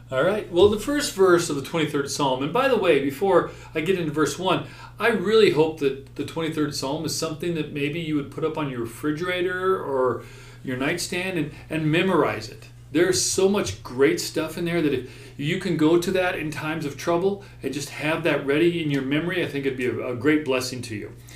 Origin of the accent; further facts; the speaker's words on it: Montana, United States; I grew up in Montana.